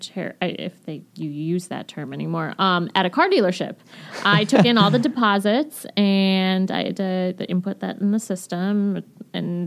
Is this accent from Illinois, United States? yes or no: yes; western suburbs of Chicago, Illinois, United States; moved away as an adult; also born or lived in Arkansas; now in Milwaukee, United States; I grew up right outside of Chicago in the western suburbs